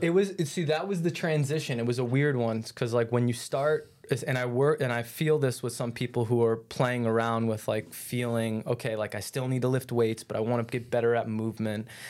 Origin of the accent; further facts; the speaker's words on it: New York, United States; moved away as an adult; now in St. Petersburg, United States; I grew up in New York, and out there, just where I grew up, was a lot more of an influence on, like, team sports and play